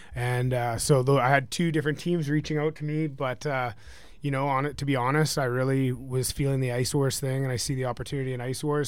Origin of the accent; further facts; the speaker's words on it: just outside of Vancouver, British Columbia, Canada; moved away; I'm from, uh, just outside of Vancouver, British Columbia, Canada